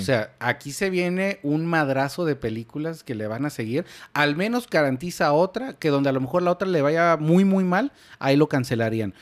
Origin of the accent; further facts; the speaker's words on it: Mexico; Somos mexas